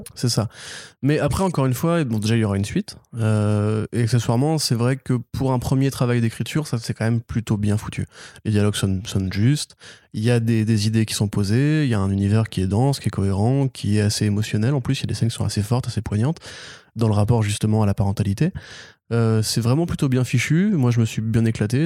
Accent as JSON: {"language": "French", "area": "Breton", "region": "Brittany", "country": "France", "said": "je suis breton"}